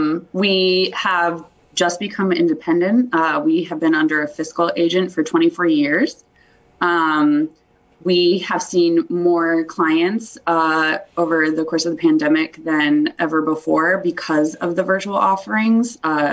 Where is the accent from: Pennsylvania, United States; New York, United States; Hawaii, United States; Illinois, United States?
New York, United States; the Catskills; moved away as an adult; now in Pittsfield, United States; I grew up in the Catskills